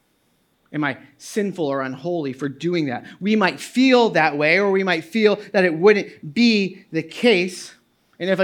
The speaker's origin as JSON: {"language": "English", "region": "New England", "country": "United States", "tie": "born or raised there", "moved": "yes", "lives_now": "New Jersey, United States", "said": "I grew up in New England, a conservative Baptist church"}